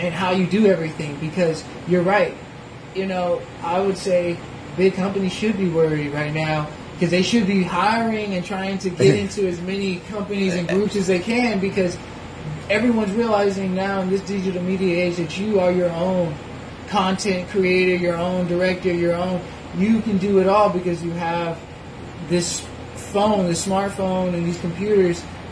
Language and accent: English; Tallahassee, Florida, United States; also born or lived in Jacksonville, Florida / Anguilla; I was born here. I was born in Tallahassee. I was born at TMH